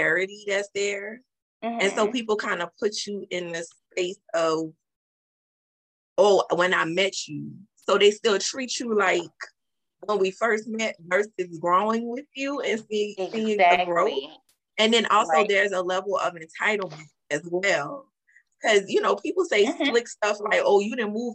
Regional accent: New Orleans, Louisiana, United States

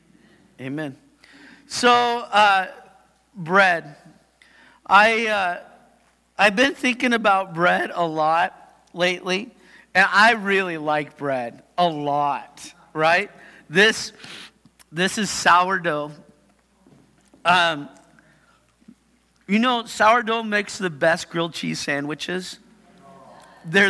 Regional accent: Yakima, Washington, United States; Shows I'm from Yakima.

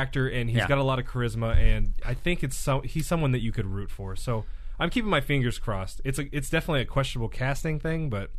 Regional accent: Fresno, California, United States; And we're both from Fresno area.

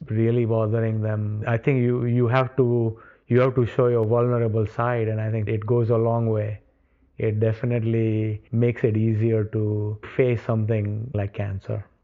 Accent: India; moved away; Before all of this happened, growing up in India, you, you generally don't talk about illnesses.

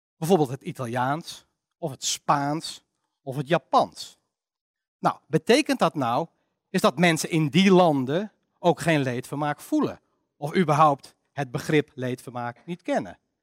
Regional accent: Netherlands; wij wel als Nederlanders

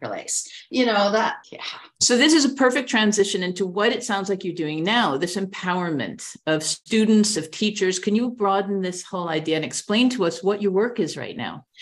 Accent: New York, United States; moved away; the longer I live abroad, I'm from New York

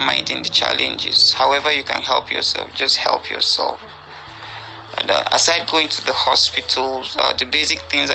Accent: Nigeria; I'm from Nigeria. I'm currently based in Abuja

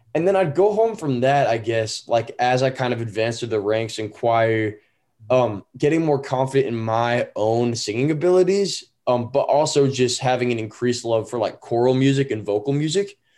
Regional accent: Danville, California, United States; also born or lived in Walnut Creek, California; now in Utah, United States; I grew up in Northern California, but I'm currently based in Utah

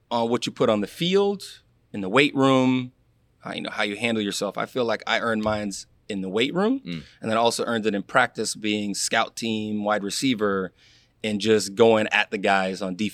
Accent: Palm Beach Gardens, Florida, United States; i grew up in palm beach gardens and i tell people it's really it was like white black mexican that's what really what we had in palm beach growing up

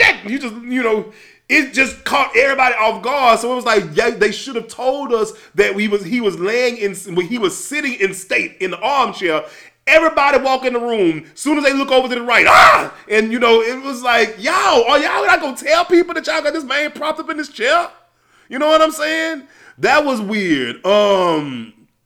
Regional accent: Louisiana, United States; I'm from Louisiana

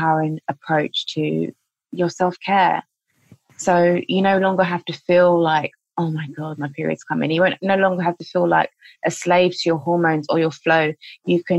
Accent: London, United Kingdom; I'm from London

